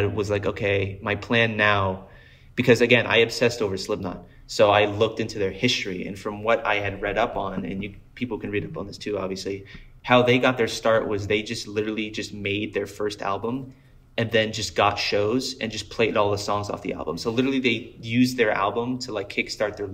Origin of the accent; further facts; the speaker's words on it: South Florida, United States; also born or lived in Colorado; I'm from Florida. I grew up in South Florida